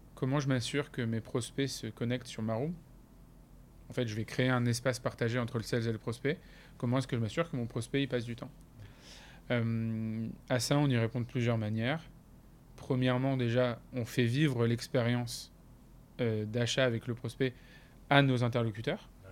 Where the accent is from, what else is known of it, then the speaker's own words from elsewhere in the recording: France; on est des Français